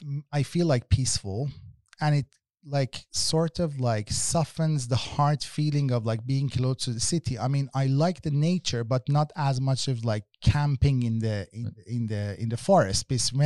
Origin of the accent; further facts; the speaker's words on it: Tehran, Tehran Province, Iran; English is a second language; I come myself like from Tehran, which is like one of the most loveliest city that has a bad quality of life because of pollution, because of noise levels, because of traffic jams.